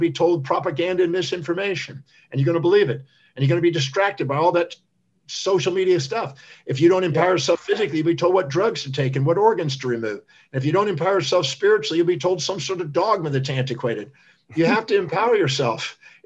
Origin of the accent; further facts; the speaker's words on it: United States; I was born on Thanksgiving Day in America